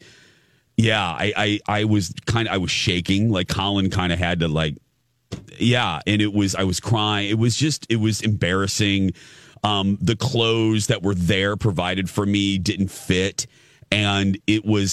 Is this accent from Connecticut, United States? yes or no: no; Michigan City, Indiana, United States; moved away; being in Michigan City, my hometown, for the reunion